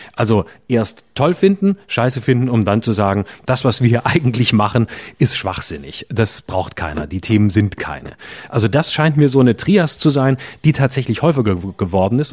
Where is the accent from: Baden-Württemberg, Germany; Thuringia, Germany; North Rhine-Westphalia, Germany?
Baden-Württemberg, Germany; Lörrach; mein Heimatort Lörrach